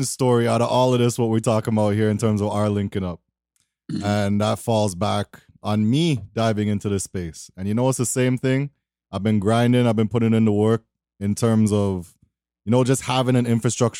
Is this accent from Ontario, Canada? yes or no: yes; Toronto, Ontario, Canada; I'm from Toronto.